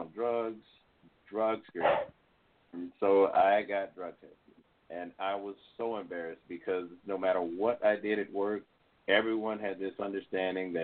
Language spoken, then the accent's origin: English; Illinois, United States; moved away as an adult; also born or lived in Mississippi; I was from Illinois